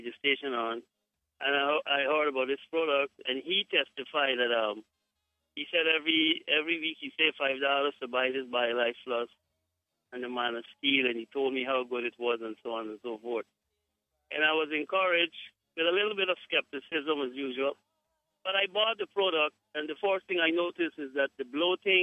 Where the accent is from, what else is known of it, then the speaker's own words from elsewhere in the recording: Guyana; I am from Guyana